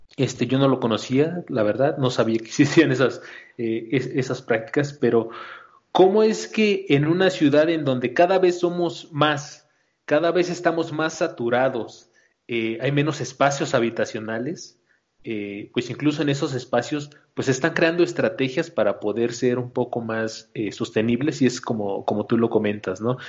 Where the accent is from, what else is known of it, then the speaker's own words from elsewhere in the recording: Mexico City, Mexico; yo soy también aquí de la Ciudad de México